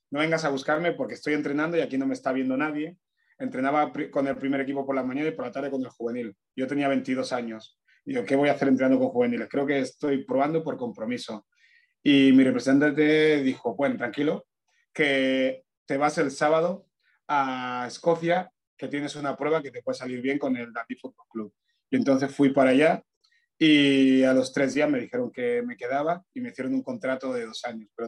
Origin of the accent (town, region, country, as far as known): Fuerteventura, Canary Islands, Spain; born or raised there; also born or lived in Añisoc, Equatorial Guinea